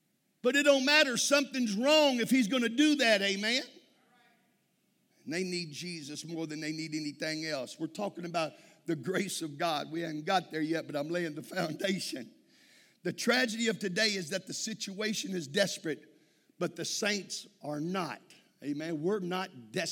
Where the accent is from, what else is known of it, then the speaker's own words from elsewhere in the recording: Texas, United States; I'm from Texas.